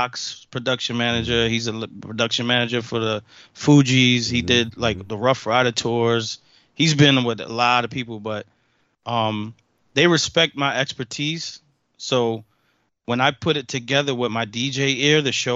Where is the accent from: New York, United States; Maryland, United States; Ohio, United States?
New York, United States; I'm from New York